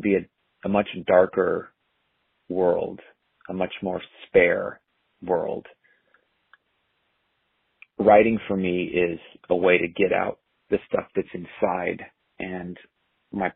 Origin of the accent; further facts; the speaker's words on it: Orange County, California, United States; I grew up in Orange County.